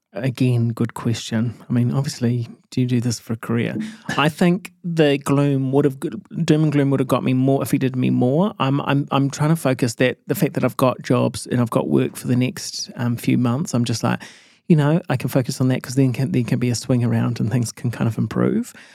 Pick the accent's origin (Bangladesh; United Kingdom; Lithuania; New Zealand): New Zealand; Matamata, Waikato; moved away as an adult; also born or lived in Auckland; I grew up in Mata Mata